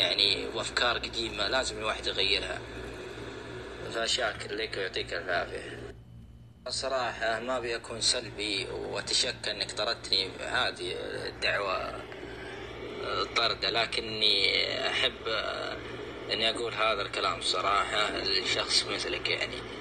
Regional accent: Saudi Arabia; احنا كشعب سعودي

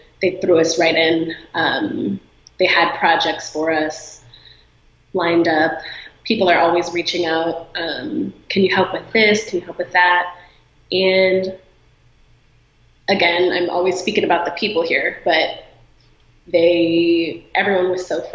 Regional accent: Illinois, United States; now in Los Angeles, United States; I'm from Illinois

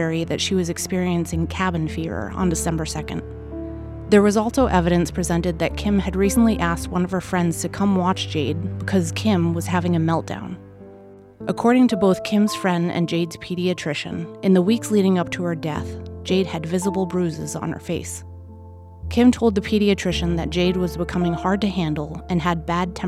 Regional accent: Warwick, Rhode Island, United States; I was born and raised in Warwick

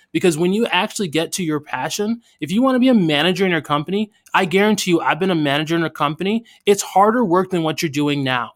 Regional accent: United States; where I grew up in America.

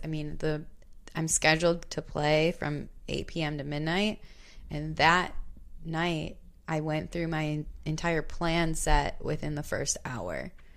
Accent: Hartland, Wisconsin, United States; I grew up in Heartland, Delafield area

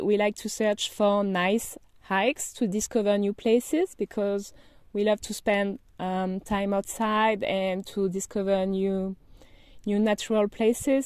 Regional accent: Brittany, France; English is a second language; moved away as an adult; also born or lived in Paris, France / Madrid, Spain; I'm from France, as you might notice. And I grew up in a small town by the Atlantic Ocean in Brittany, Bretagne, in French

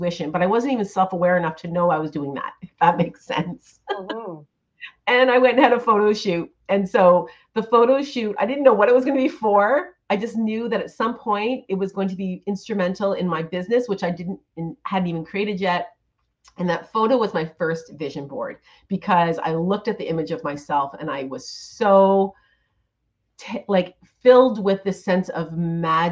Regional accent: Ontario, Canada; I have a studio, a gorgeous studio in my hometown here in Ontario

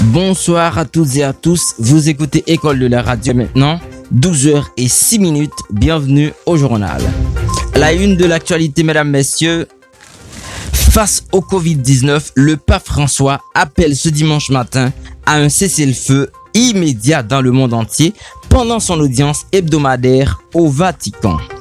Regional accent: Haiti; chez nous en Haïti

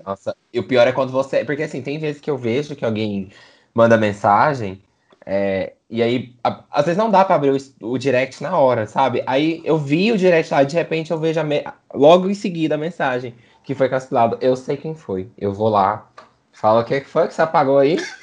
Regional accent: Goiânia, Goiás, Brazil; A gente é de Goiânia

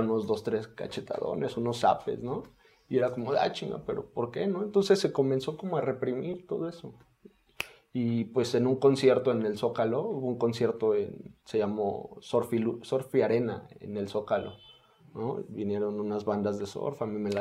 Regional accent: Mexico City, Mexico; soy de la colonia Esperanza, allá por el centro de, la Ciudad de México

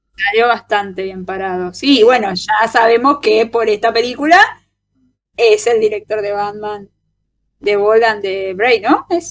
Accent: Argentina

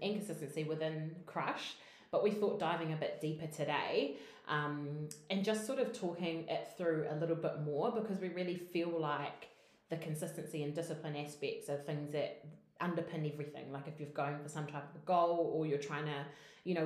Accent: New Zealand; We're two Kiwi girls

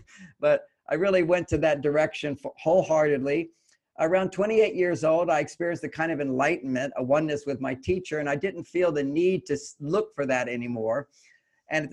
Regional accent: Houston, Texas, United States; I was born in Houston, Texas.

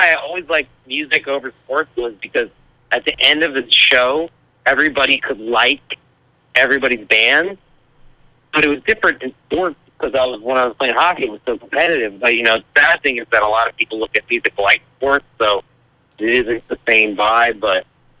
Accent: Washington, District of Columbia, United States; This is, like, where we're from. This is where we're born and raised.

